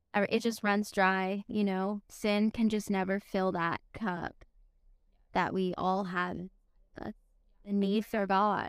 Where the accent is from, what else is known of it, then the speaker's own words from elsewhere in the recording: Connecticut, United States; now in Tennessee, United States; I'm actually from Connecticut, I'm not from Tennessee